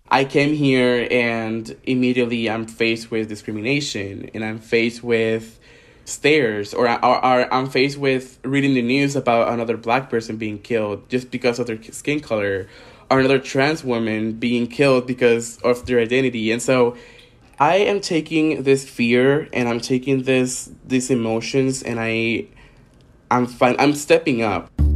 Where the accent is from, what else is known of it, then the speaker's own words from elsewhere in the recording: Toa Baja, Puerto Rico; moved away as an adult; now in Orlando, United States; I'm from Tuabaja, Puerto Rico, but I've been living in Orlando, Florida for the past three years now.